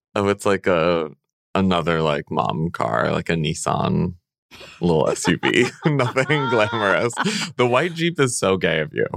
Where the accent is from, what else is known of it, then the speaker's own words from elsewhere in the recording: central Illinois, United States; also born or lived in California / Connecticut; I grew up in central Illinois